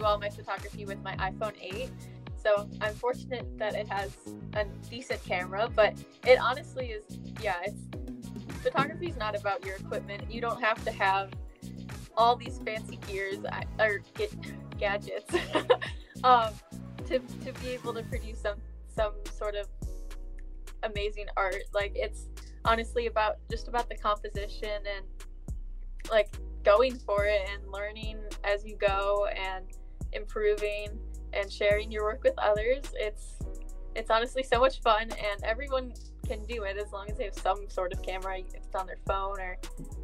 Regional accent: Midwest United States, United States; I'm a teenager from the Midwest United States.

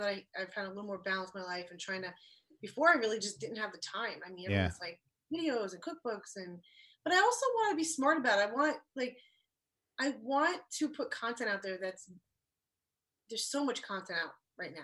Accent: East Coast, United States; now in Los Angeles, United States; I grew up in the East Coast

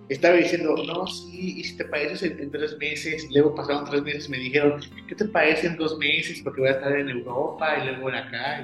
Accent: Guanajuato, Mexico; yo soy de Guanajuato, México.

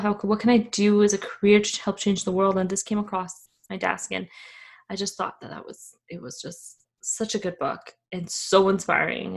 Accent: Afghanistan; moved away; I am from Afghanistan.

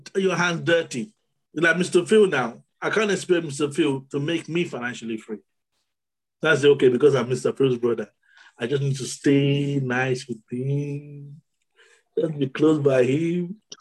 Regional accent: Nigeria; being born in Nigeria is the best thing that's happened to me. Being born as a Nigerian

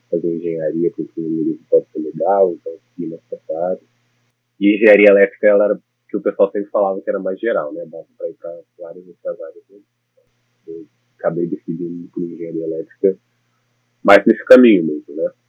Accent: Brasília, Federal District, Brazil; moved away as an adult; now in New York, United States; Eu sou de Brasília, nasci, morei boa parte da minha vida lá.

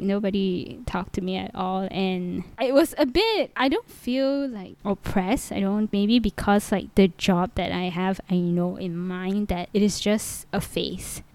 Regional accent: Malaysia; moved away; I'm from Malaysia

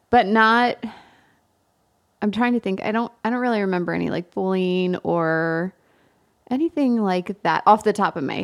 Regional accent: Germany; And then to say that we came from Germany, they just like it was just

